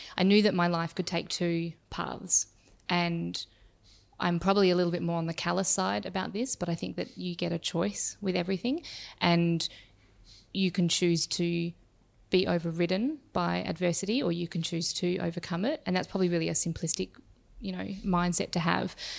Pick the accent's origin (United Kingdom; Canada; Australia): Australia; Perth, Western Australia; now in Melbourne, Australia; I grew up in Perth in Western Australia